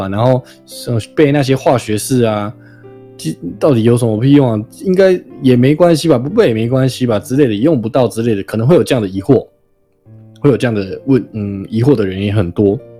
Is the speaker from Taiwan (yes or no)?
yes; Taiwan; 就虽然我是台湾人嘛，我并非在日本出生，我在台湾出生，然后也在台湾长大